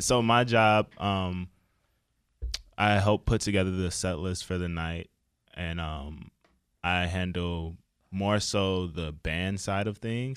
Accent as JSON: {"language": "English", "town": "Chicago", "region": "Illinois", "country": "United States", "moved": "as an adult", "lives_now": "Boston, United States", "said": "I'm originally from Chicago."}